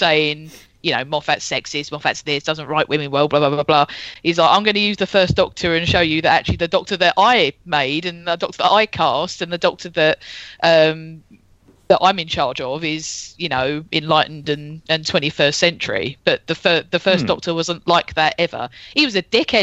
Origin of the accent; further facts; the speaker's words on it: United Kingdom; We're British.